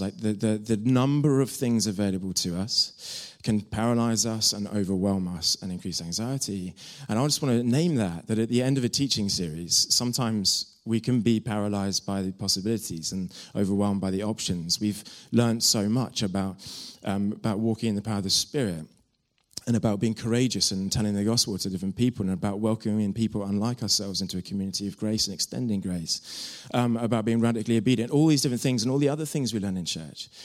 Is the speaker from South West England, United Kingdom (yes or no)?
yes; Devon, South West England, United Kingdom; moved away as an adult; I'm from Devon